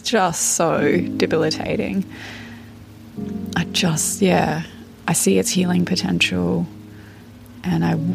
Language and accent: English; Australia; I'm 32 and from Australia